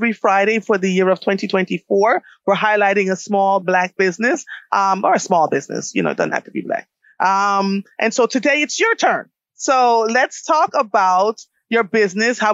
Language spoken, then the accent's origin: English; Jamaica; I am Jamaican too